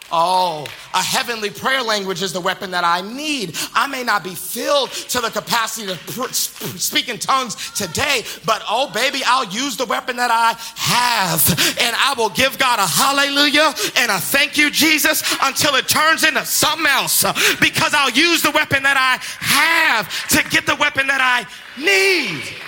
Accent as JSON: {"language": "English", "town": "Boston", "region": "Massachusetts", "country": "United States", "also_born_or_lived": "the South", "moved": "yes", "said": "I'm originally from Boston, Massachusetts, but then I moved to the South"}